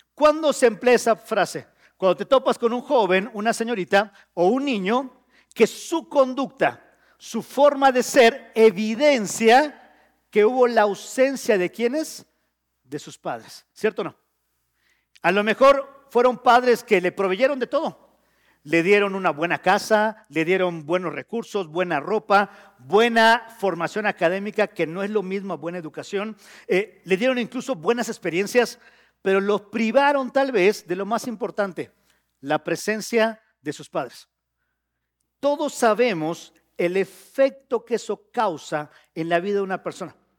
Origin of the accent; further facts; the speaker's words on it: Yucatán, Mexico; also born or lived in Mexico City; now in Querétaro, Mexico; soy yucateco